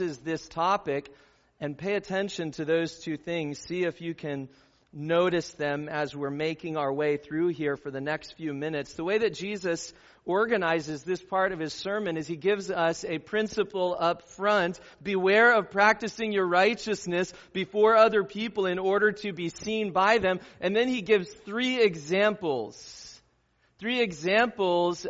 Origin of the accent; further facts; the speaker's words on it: Southern California, United States; where I grew up in Southern California